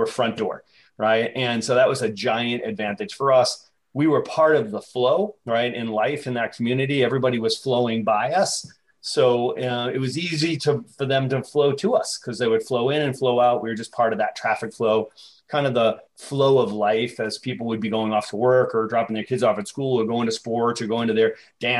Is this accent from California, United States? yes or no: no; Boston, Massachusetts, United States; I grew up in Boston